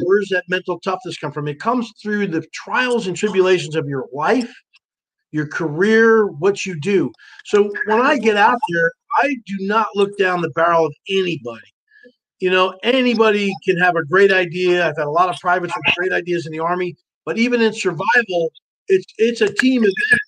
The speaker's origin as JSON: {"language": "English", "region": "New Jersey", "country": "United States", "tie": "born or raised there", "moved": "yes"}